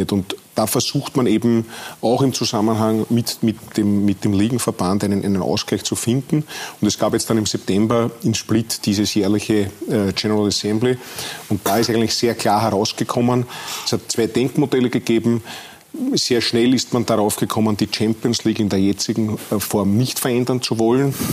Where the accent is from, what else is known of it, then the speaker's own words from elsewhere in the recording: Austria; Wir sind ja dort auch als Österreicher ganz gut vertreten.